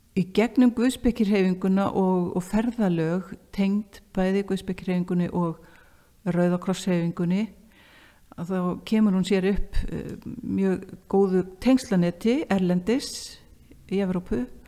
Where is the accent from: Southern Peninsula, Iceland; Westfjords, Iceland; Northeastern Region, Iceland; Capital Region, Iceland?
Northeastern Region, Iceland; Akureyri; ég var frá Akureyri